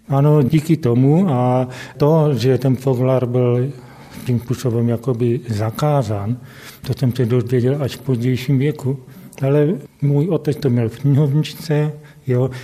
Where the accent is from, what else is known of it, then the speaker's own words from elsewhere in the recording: Havířov, Moravian-Silesian Region, Czechia; also born or lived in Karviná; já jsem se sice nenarodil, jsem se v Havířově, protože tady ještě v Havířově nemocnice nebyla, narodil jsem se v Karviné, ale bydlím Od roku šedesát pět na Vyžově